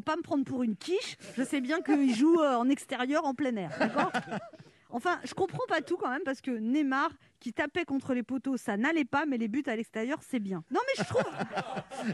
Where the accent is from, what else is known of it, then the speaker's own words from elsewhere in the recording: Paris, Île-de-France, France; je suis parisienne.